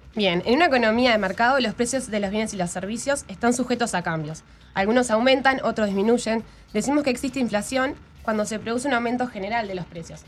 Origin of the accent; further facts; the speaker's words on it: Uruguay; cómo nos afecta a los uruguayos